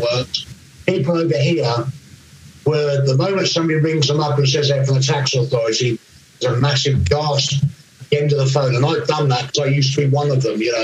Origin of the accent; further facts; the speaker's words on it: England, United Kingdom; I'm English.